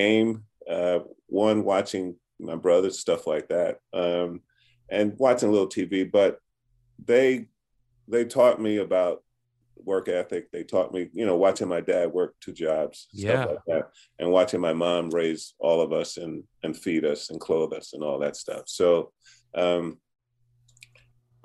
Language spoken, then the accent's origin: English; New York City, New York, United States; I grew up in the projects. I grew up in Brooklyn, there were seven of us